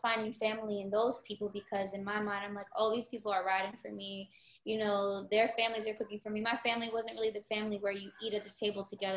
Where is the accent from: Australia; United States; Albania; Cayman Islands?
United States; Florida; growing up in Florida